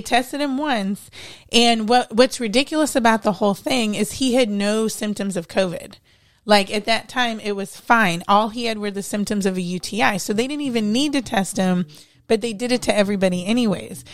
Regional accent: Cleveland, Ohio, United States; moved away as an adult; I'm from Ohio.

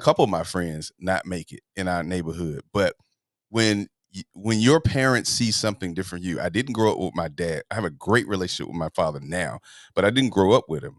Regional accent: Atlanta, Georgia, United States; moved away as an adult; now in Los Angeles, United States; I'm from Atlanta, Georgia.

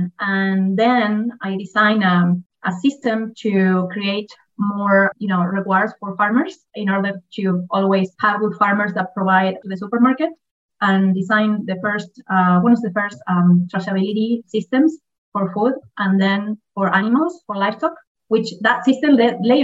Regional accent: Argentina; I am from Argentina, actually with dual citizenship because, you know, most of the Argentine are Italian, so I am also Italian.

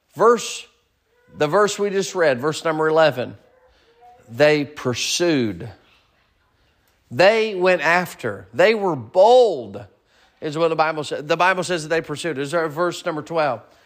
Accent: United States; moved away; also born or lived in Kansas / Arkansas; growing up in Kansas and Arkansas and then moving here

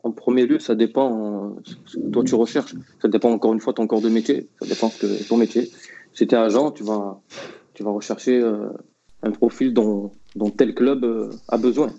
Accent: Marseille, Provence-Alpes-Côte d'Azur, France; je suis Marseillais aussi

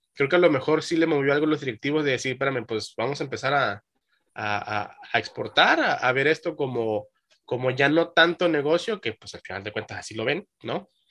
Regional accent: Mexico; como mexicano

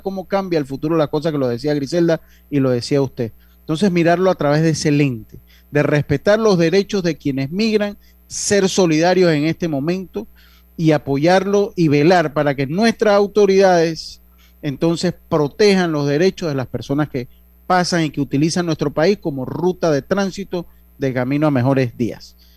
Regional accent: Panama; Nosotros los panameños

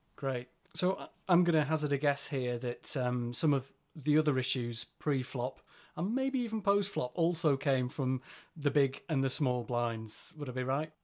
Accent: Yorkshire and the Humber, United Kingdom; I'm from Yorkshire.

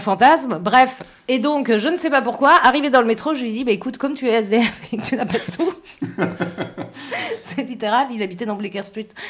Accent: France; je suis française

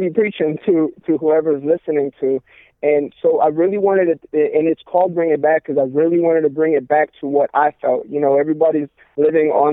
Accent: Sarasota, Florida, United States; I'm currently in Florida, Sarasota is my hometown, and God brought me back over here from where I was at previously.

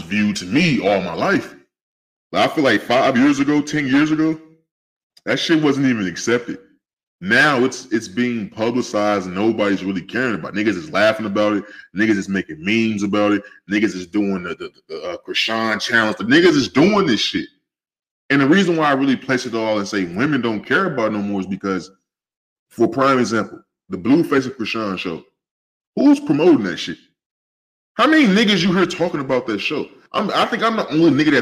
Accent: West Coast, United States; I'm from the West Coast

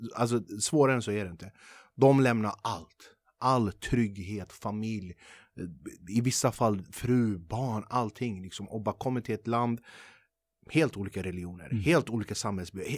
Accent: Sweden; dig och mig som är född och uppvuxen i Sverige

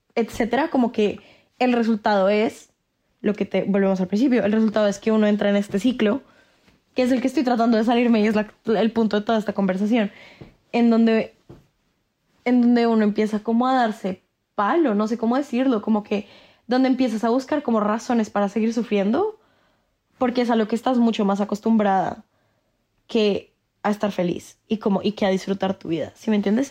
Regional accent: Colombia

